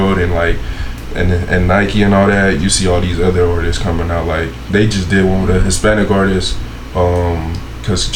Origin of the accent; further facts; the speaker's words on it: Nigeria; growing up in Nigeria